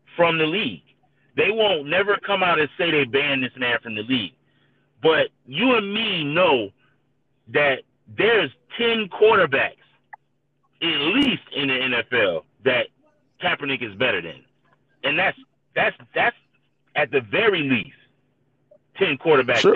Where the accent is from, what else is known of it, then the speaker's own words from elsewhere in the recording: St. Petersburg, Florida, United States; I was born and raised in St. Pete